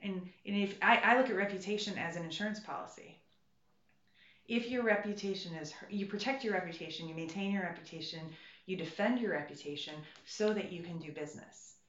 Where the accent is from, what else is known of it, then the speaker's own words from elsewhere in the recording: Ohio, United States; moved away as an adult; now in Washington, United States; I come from a place of real America. I come from Ohio.